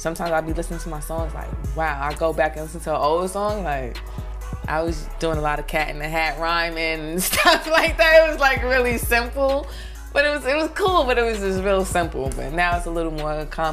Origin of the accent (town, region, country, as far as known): New York City, New York, United States; born or raised there; also born or lived in North Carolina